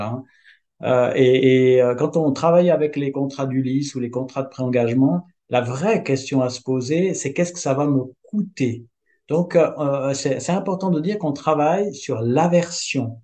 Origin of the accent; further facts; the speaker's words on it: Switzerland; je suis suisse